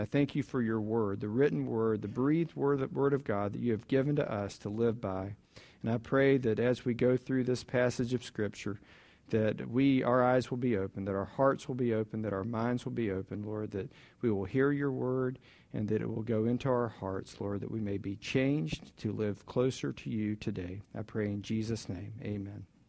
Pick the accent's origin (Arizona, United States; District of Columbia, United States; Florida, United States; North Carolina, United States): Florida, United States; Jacksonville; I grew up in Jacksonville, um, Orange Park